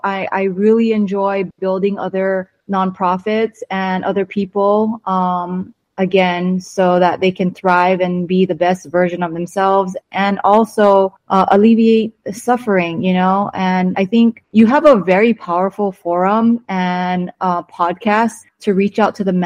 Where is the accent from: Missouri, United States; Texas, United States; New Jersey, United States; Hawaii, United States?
Hawaii, United States; moved away as an adult; also born or lived in California; now in Temecula, United States; I was born and raised in Hawaii